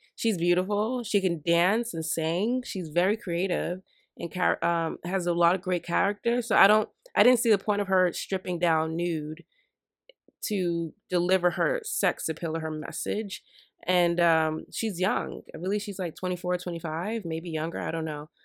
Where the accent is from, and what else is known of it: United States